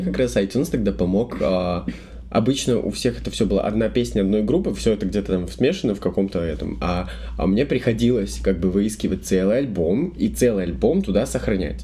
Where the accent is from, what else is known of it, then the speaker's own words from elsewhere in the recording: Belarus; я не из Минска, я рос в небольшом городе